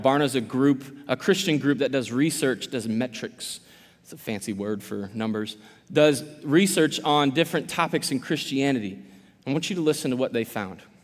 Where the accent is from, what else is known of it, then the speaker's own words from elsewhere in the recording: Quincy, Illinois, United States; I am from Quincy originally, born and raised